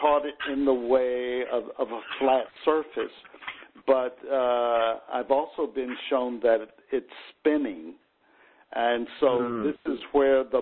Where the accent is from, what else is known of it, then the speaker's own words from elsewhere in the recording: the South, United States; when I was growing up in the South